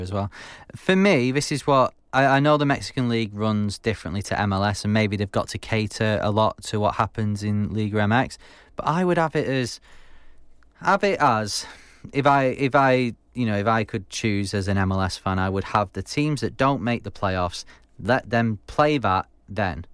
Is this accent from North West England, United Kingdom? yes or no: yes; Manchester, North West England, United Kingdom; from Manchester, twenty-nine years old.